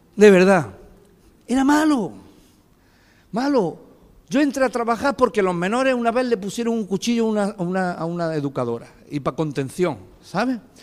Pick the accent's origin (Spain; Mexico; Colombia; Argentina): Spain; Fuente Palmera, Andalusia; moved away as an adult; now in Greece; en mi pueblo dicen Fuente Palmera